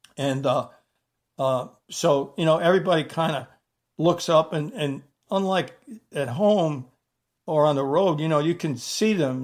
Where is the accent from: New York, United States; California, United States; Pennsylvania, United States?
New York, United States; New York City; I had three friends that I grew up with in the Bronx from the time I was in second grade.